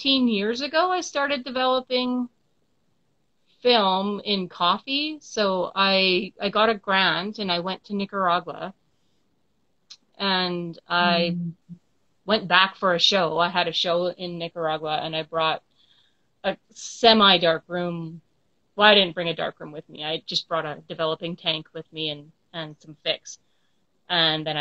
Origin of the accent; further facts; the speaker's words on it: Saskatoon, Saskatchewan, Canada; also born or lived in Toronto; I'm from Saskatoon, Saskatchewan, Canada